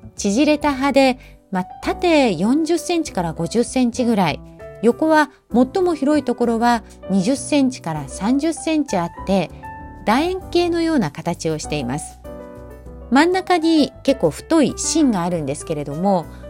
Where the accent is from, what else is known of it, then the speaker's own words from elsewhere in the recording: Fukuoka, Japan; moved away; 私の出身地福岡